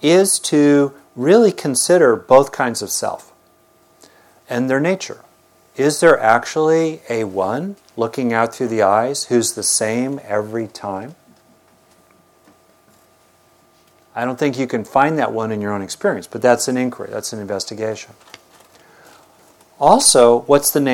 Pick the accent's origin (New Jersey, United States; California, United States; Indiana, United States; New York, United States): California, United States; Southern; I grew up in Southern California